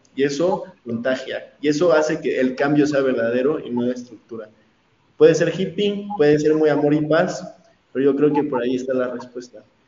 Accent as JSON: {"language": "Spanish", "country": "Mexico", "said": "soy mexicano"}